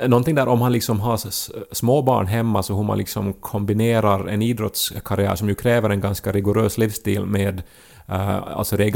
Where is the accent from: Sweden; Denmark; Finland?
Finland; Jakobstad, Ostrobothnia; Där, där vi är från, typ.